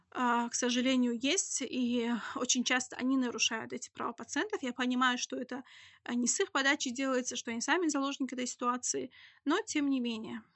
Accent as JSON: {"language": "Russian", "town": "Khasavyurt", "region": "Dagestan", "country": "Russia", "moved": "yes", "lives_now": "Makhachkala, Russia", "said": "Я себя не могу назвать коренным жителем, я из Хасавюрта"}